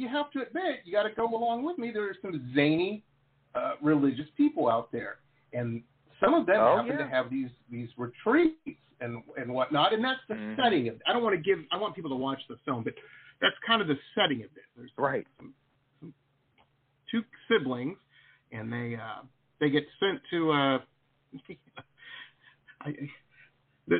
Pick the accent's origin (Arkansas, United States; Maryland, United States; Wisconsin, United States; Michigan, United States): Michigan, United States; Detroit; moved away as an adult; also born or lived in Boston / California; now in Fort Lauderdale, United States; I grew up in Detroit, with school in Boston, and then moved out to California